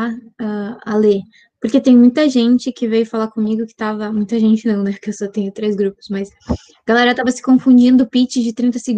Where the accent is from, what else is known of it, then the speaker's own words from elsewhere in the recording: Rio Grande do Sul, Brazil; sou do Rio Grande do Sul